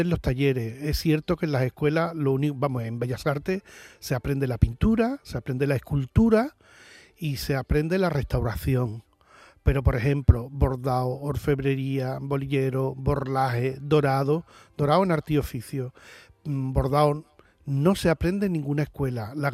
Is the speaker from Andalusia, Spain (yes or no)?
yes; Seville, Andalusia, Spain; yo soy del barrio del Cerro del Águila